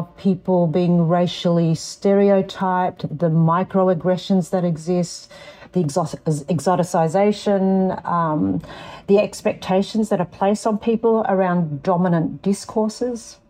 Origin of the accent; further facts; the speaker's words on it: Darug land, New South Wales, Australia; also born or lived in Lebanon (ancestry); I was born on Darug land and now reside on Gadigal land